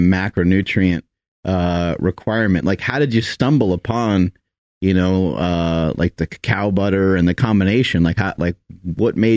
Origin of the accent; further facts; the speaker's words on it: Arkansas, United States; I'm from Arkansas.